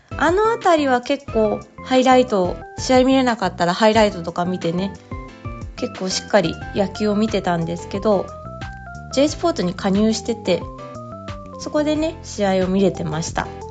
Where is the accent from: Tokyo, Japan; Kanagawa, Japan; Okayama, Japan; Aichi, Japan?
Tokyo, Japan; 東京生まれ、東京育ちですが、父が広島出身